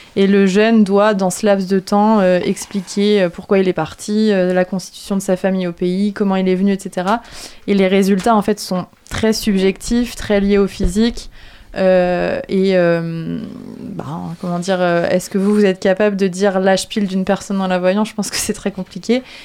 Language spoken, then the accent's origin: French; France; je suis française